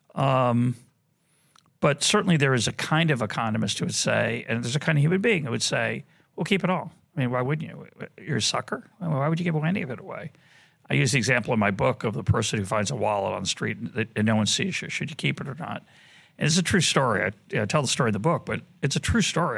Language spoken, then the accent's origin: English; Boston, Massachusetts, United States; now in Jerusalem, Israel; I grew up in Boston